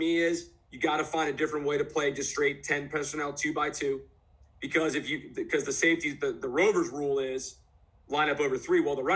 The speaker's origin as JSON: {"language": "English", "region": "New Jersey", "country": "United States", "tie": "born or raised there", "moved": "yes", "lives_now": "Florida, United States", "said": "I'm from Jersey originally"}